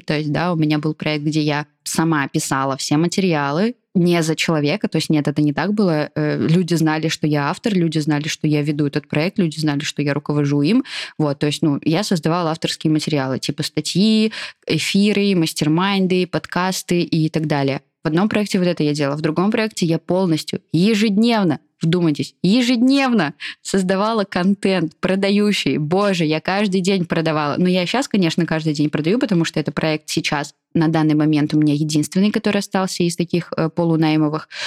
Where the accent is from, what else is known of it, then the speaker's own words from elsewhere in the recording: Kaliningrad Oblast, Russia; moved away; я из Калининградской области